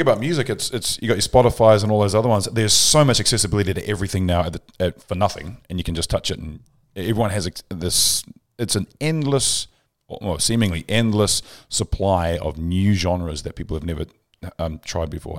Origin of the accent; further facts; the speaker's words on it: Pukekohe, Auckland, New Zealand; I'm from Pukekohe